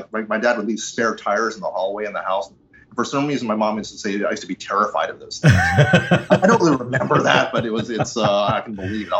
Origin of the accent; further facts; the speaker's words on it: East Windsor, New Jersey, United States; also born or lived in Ridgefield; I was born in Ridgefield, New Jersey, which I think is closer to New York, but we wound up East Windsor, which it's very classically suburban.